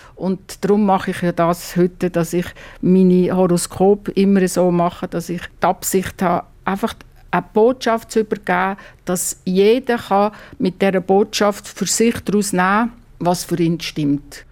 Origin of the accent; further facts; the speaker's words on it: Basel-Landschaft, Switzerland; ich bin am Baselbiet aufgewachsen.